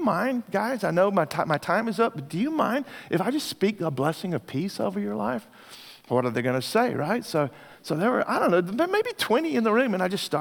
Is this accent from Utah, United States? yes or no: no; Texas, United States; I'm from Texas, so sometimes when I'm preaching, my people will say amen